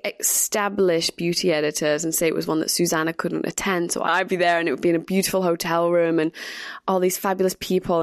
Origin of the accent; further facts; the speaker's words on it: Manchester, North West England, United Kingdom; moved away as an adult; also born or lived in London; I grew up in Manchester, went to college there, and then left at 19 years old and came to London